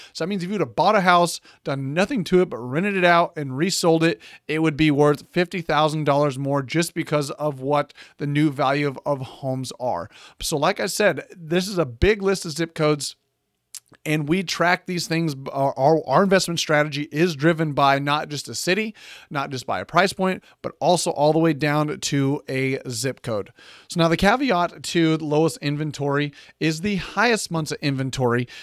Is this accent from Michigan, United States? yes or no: no; San Antonio, Texas, United States; my hometown of San Antonio